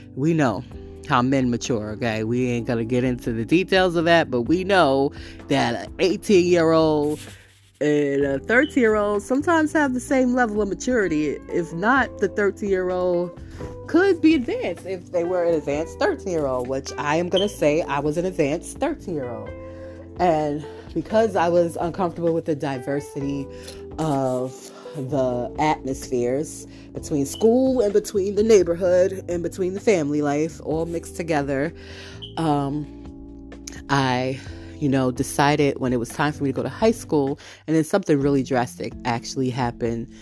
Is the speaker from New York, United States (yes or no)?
yes; New York City, New York, United States; also born or lived in Brooklyn; I'm traveling from Harlem at this time. Remember, I shifted. I'm no longer in Brooklyn. I moved households